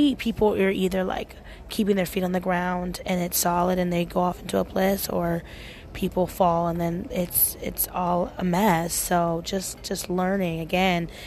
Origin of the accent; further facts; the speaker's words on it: Portland, United States; I am from Portland and it's very liberal and people are open. And I used to nanny all the time in high school